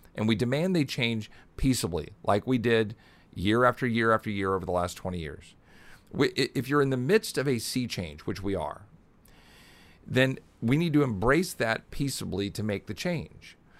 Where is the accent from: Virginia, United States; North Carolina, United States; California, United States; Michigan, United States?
Virginia, United States; moved away; also born or lived in Texas / Richmond, Virginia; I actually grew up in Virginia